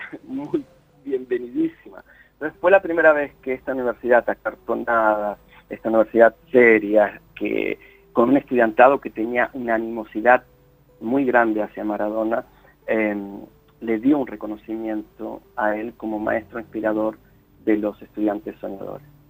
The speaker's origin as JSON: {"language": "Spanish", "region": "Buenos Aires Province", "country": "Argentina", "tie": "born or raised there", "also_born_or_lived": "Oxford, United Kingdom", "moved": "as an adult", "lives_now": "United Kingdom", "said": "Yo iba a una escuela de guardapolvo blanco, no había salido del barrio, pero por años, por años. Lo más lejos que había ido era Bulogne, nada más. Eh, entonces no conocí la capital federal."}